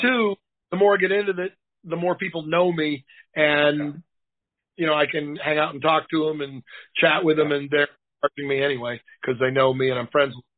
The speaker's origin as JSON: {"language": "English", "town": "Boston", "region": "Massachusetts", "country": "United States", "moved": "yes", "lives_now": "Tennessee, United States", "said": "I live in Tennessee now, but I'm from Boston."}